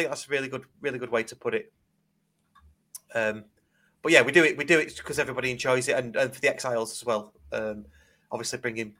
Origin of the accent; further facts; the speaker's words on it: Bredbury and Brinnington, North West England, United Kingdom; I'm from Bridgeall and Brittany.